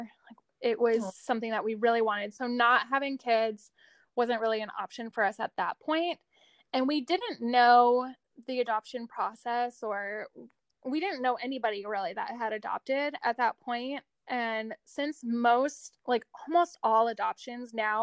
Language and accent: English; Arizona, United States; moved away as an adult; also born or lived in New York; I grew up in Arizona. And I still live here